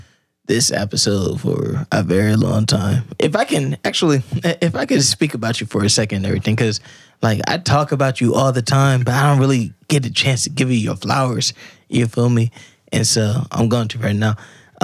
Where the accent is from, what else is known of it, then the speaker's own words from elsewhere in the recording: Columbus, Ohio, United States; I grew up on the South Side